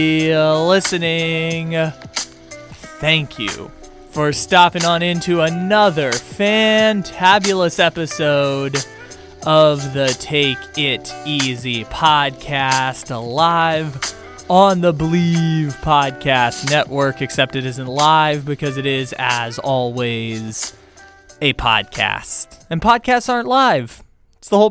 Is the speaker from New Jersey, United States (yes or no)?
no; Sacramento, California, United States; my hometown, Sacramento